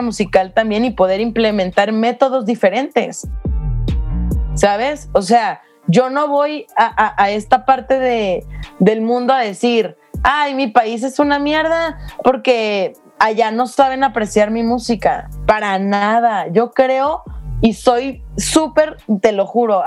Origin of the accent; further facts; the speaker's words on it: Mexico; moved away as an adult; yo no me voy de México